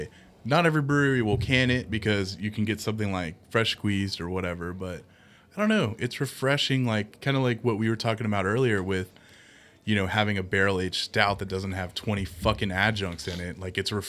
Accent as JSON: {"language": "English", "town": "Cincinnati", "region": "Ohio", "country": "United States", "said": "yes, we're from Cincinnati"}